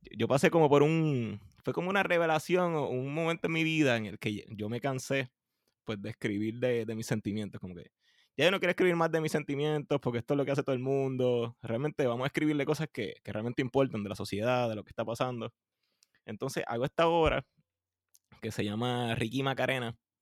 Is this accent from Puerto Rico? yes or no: yes; Puerto Rico; nosotros los puertorriqueños que nos pasamos comiéndonos las letras